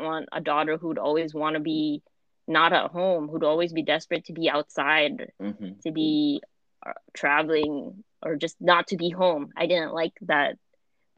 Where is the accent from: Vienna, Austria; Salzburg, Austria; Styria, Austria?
Vienna, Austria; born or raised there; English is a second language